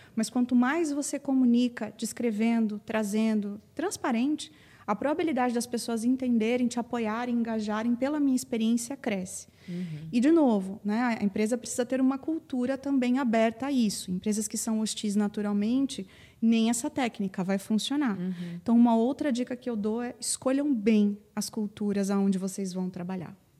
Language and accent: Portuguese; Paraná, Brazil; moved away as an adult; now in São Paulo, Brazil; desde que eu mudei para São Paulo, porque eu sou paranaense e estou aqui há quase 15 anos